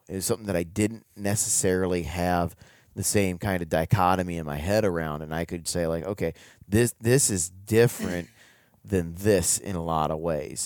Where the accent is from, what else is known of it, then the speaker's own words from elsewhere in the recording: Ohio, United States; moved away as an adult; now in Kentucky, United States; I grew up in Ohio